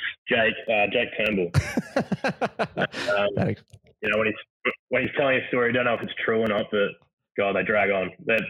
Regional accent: Queensland, Australia; born there; Obviously, I was born in Queensland.

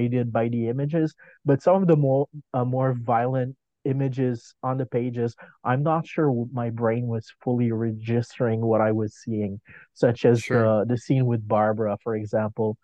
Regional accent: Quebec, Canada; first language French; English is a second language; I'm a French Canadian, so French is my first language

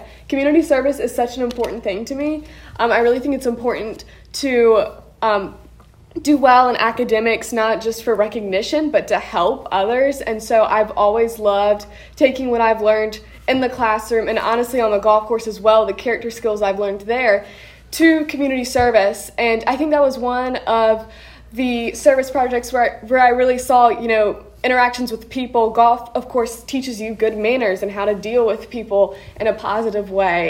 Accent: Waynesboro, Virginia, United States; Waynesboro, Virginia, which is my hometown

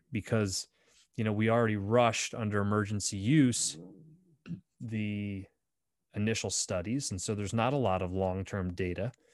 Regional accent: Bradford, Pennsylvania, United States; my hometown of Bradford, P

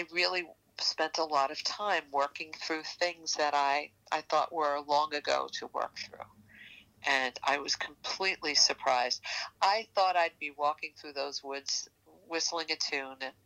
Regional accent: New York, United States; accent: New York; my New York accent

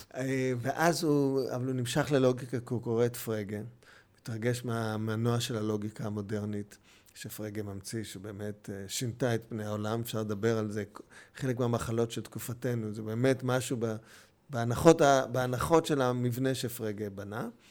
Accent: Jerusalem, Jerusalem District, Israel; also born or lived in Bustan HaGalil / Hatzor HaGlilit; אני מגיע בירושלים לגן חובה, אבל מגיע בכיתה ה' לירושלים, ומאז אנחנו בירושלים מחדש.

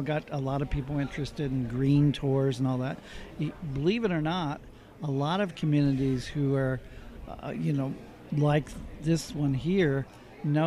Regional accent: Maine, United States; I'm from Maine.

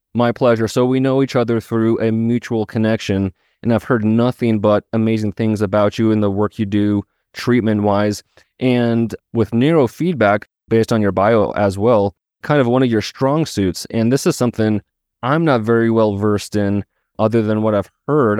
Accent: Missoula, Montana, United States; Missoula, Montana, my hometown

